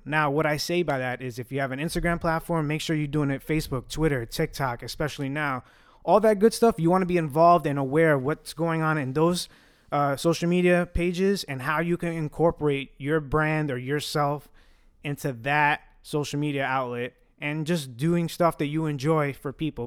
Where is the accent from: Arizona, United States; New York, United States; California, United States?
New York, United States; New York City; first language Italian; English is a second language; growing up Italian, where are we from? We are from Williamsburg, Brooklyn, New York